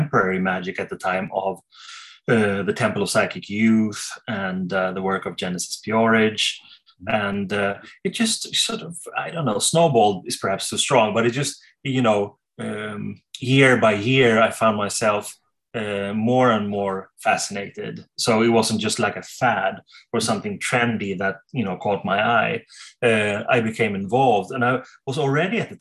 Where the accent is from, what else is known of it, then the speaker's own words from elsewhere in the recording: Sweden; I'm from Sweden